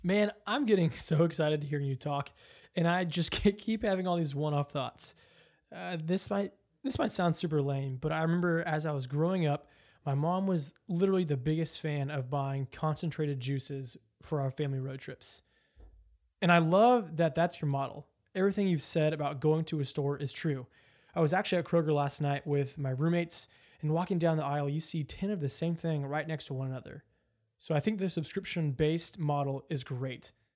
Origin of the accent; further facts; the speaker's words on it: Louisville, Kentucky, United States; I'm from Louisville